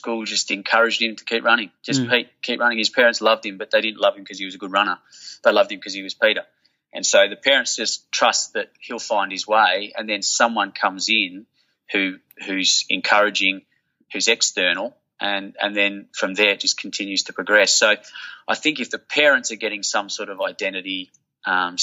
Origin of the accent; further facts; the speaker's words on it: Perth, Western Australia, Australia; where I grew up in Willerton